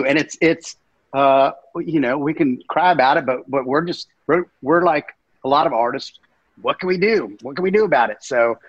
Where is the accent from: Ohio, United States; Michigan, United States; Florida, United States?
Florida, United States; Gainesville; I grew up in Gainesville, Florida. University of Florida, Big Southern football school.